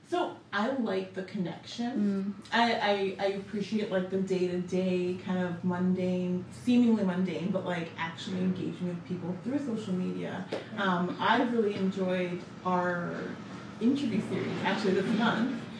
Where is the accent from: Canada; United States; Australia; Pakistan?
Canada; Vancouver, British Columbia; growing up in Vancouver, like born and raised